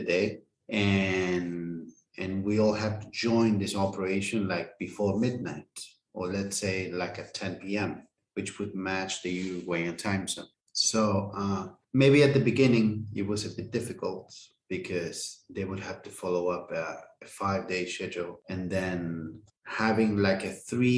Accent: Buenos Aires, Argentina; also born or lived in Philippines; I'm an Argentinian. I was born here in Buenos Aires

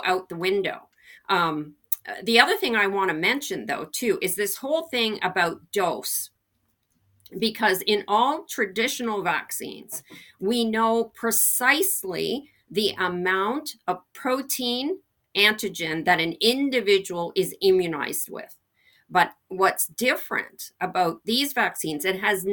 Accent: Canada; as a Canadian

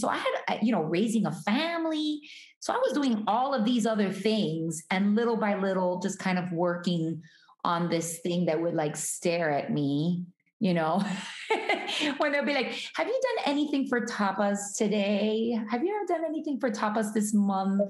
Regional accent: Hialeah, Florida, United States; I was born in Hialeah, which is kind of like a suburb of Miami

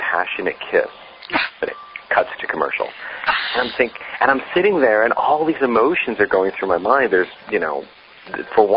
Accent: the Catskills, New York, United States; I grew up in New York State in the Catskills, right outside of New York City

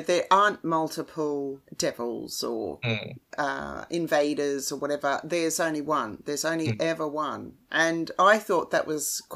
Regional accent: Australia; as an Australian

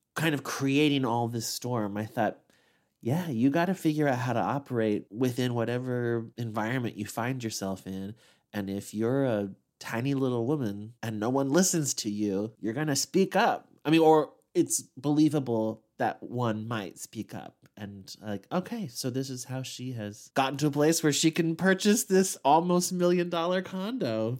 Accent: Midwest, United States; as a Midwesterner

